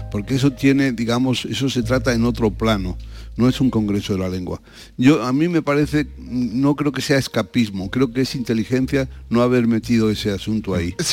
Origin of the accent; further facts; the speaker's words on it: Spain; Pero somos, no somos los españoles propietarios, somos copropietarios.